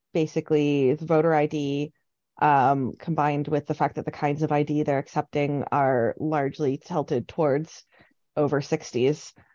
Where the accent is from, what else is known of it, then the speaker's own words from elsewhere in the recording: Canada; now in Scotland; I'm Canadian